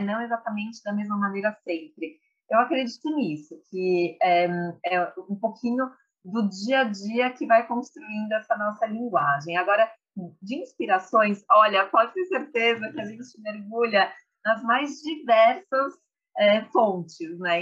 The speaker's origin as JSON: {"language": "Portuguese", "region": "São Paulo", "country": "Brazil", "tie": "born or raised there", "said": "sou nascida e criada em São Paulo"}